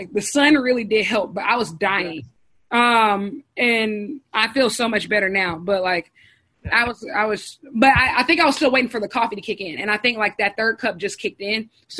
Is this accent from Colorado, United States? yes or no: no; Columbia, South Carolina, United States; I'm from Columbia.